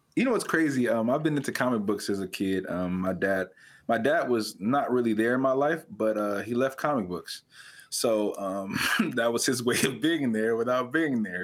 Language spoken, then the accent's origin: English; California, United States; moved away; I was born and raised in California. I don't currently live in California